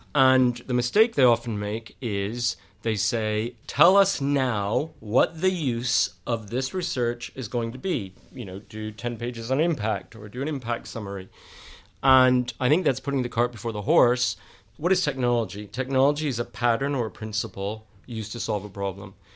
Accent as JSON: {"language": "English", "region": "Texas", "country": "United States", "also_born_or_lived": "United Kingdom", "moved": "as an adult", "lives_now": "London, United Kingdom", "said": "I'm from Texas"}